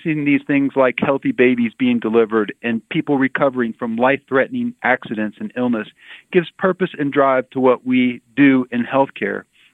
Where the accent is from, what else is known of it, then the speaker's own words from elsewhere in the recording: Wichita, Kansas, United States; also born or lived in Texas / Louisiana / Denver, Colorado; now in Norton County, United States; I grew up in Wichita, Kansas